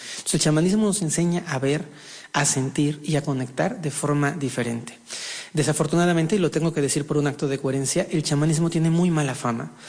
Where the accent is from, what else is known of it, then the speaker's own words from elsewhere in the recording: Mexico; Nací en un país, en México, siendo con una abuela profundamente religiosa